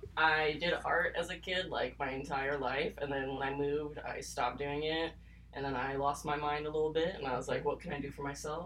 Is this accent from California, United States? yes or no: yes; Amador County, California, United States; also born or lived in Lodi, California / Santa Cruz, California; now in Stockton, United States; I lived in Amador County till I was 18.